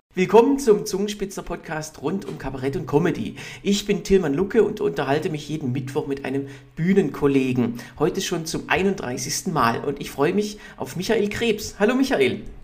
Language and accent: German; Hohenlohe, Baden-Württemberg, Germany; now in Berlin, Germany; ich komme ja auch, auch aus Hohenlohe